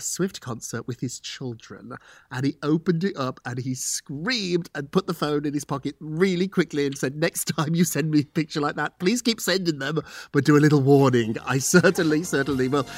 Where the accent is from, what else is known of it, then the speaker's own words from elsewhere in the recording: United Kingdom; moved away as an adult; now in United States; I'm British